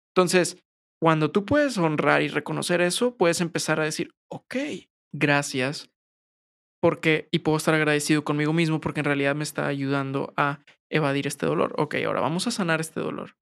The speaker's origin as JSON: {"language": "Spanish", "town": "San Pedro Garza García", "region": "Nuevo León", "country": "Mexico", "said": "Yo soy de San Pedro"}